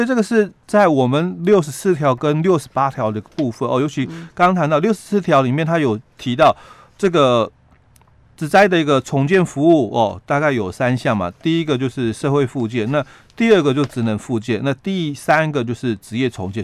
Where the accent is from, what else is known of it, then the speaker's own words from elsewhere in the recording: Yilan County, Taiwan; 我们宜兰的部分